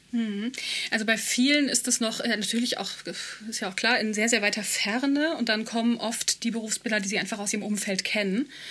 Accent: Germany; Ich, äh, bla bla, aus Europa, dies, das. Ah ja, Deutschland

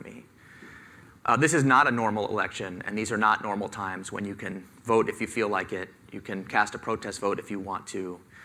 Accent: San Diego, California, United States; I grew up in San Diego, California, as a middle-class white kid

